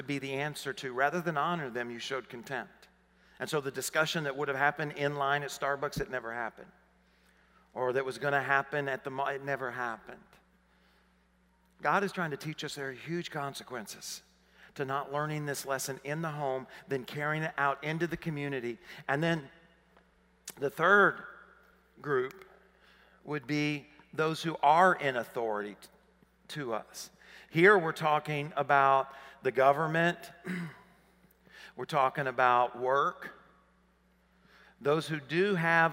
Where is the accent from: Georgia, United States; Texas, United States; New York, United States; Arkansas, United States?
Arkansas, United States; accent: southern; moved away as an adult; I grew up in Arkansas. And I assumed she was hearing my southern accent.